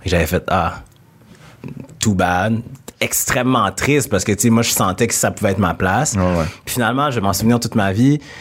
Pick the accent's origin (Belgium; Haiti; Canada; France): Canada; Quebec City, Quebec; accent: Québécois; also born or lived in Senegal / Jonquière; Je viens de Québec. Je suis entouré de personnes blanches. Euh, la majorité de mes amis sont blancs. J'ai grandi dans cet environnement-là.